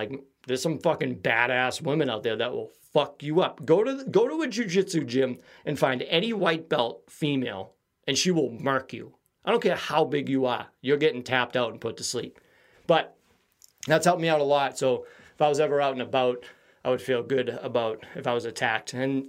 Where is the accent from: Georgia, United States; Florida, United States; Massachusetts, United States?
Massachusetts, United States; Quincy; I feel like the city I grew up in Quincy has a different type of humor.